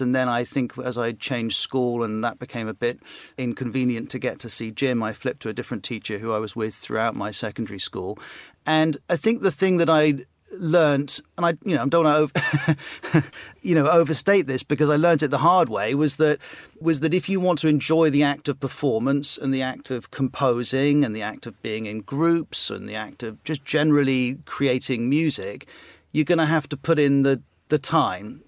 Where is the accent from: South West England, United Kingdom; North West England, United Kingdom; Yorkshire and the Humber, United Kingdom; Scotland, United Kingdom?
South West England, United Kingdom; West Cornwall; born or raised there; moved away; also born or lived in South Africa / Bahamas / Trinidad and Tobago